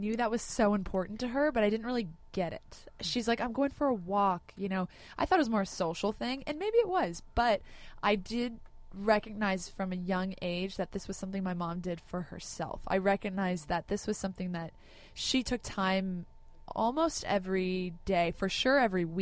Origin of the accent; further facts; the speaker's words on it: Laguna Beach, California, United States; I grew up in Laguna Beach.